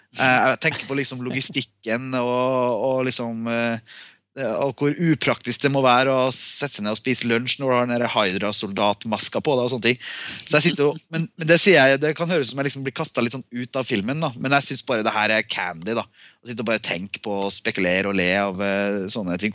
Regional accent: Norway; jeg er norsk

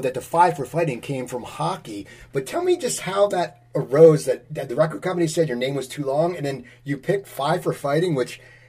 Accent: near Philadelphia, Pennsylvania, United States; moved away as an adult; also born or lived in Los Angeles; I grew up out near Philadelphia, and I moved back, so I was always a Flyers fan. But when I moved to L.A., I became a Kings fan.

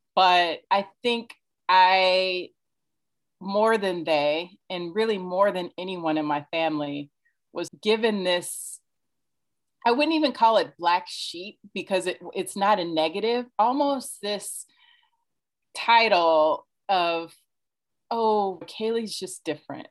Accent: Indiana, United States; moved away as an adult; also born or lived in New York; I'm from Indiana originally

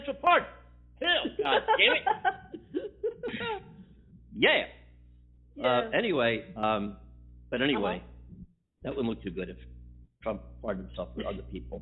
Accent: United States; as an American citizen

